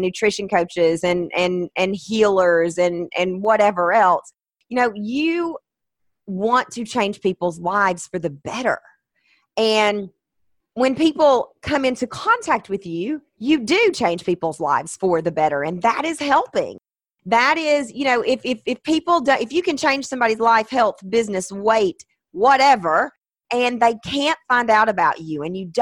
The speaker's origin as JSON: {"language": "English", "region": "the South", "country": "United States", "said": "I'm from the South"}